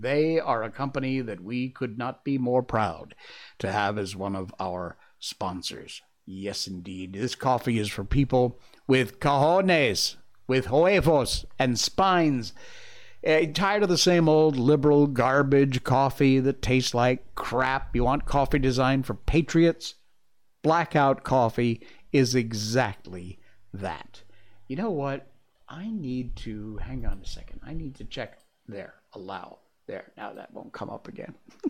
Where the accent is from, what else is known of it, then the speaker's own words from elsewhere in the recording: Connecticut, United States; accent: neutral American; I'm from Connecticut, so I have what I consider to be kind of a neutral American accent.